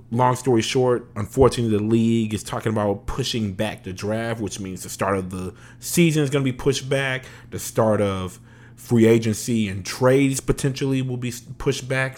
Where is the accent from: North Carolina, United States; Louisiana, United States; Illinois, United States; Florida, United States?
Louisiana, United States; moved away; I'm originally from Louisiana